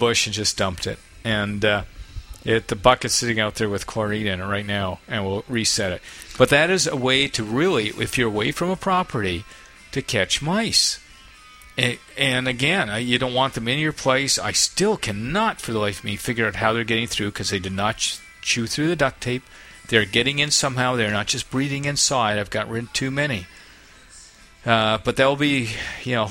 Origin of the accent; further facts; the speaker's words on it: Canada